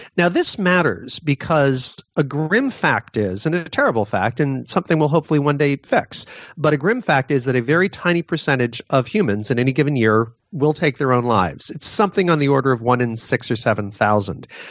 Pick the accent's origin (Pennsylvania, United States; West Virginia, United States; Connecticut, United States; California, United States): Connecticut, United States; my home state of Newtown, Connecticut